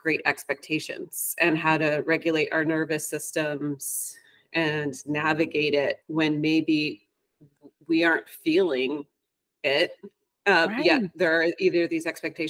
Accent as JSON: {"language": "English", "town": "Ann Arbor", "region": "Michigan", "country": "United States", "tie": "born or raised there", "also_born_or_lived": "Spain / Colorado / Hawaii / New York City", "moved": "yes", "lives_now": "New York, United States", "said": "I grew up in Ann Arbor, Michigan"}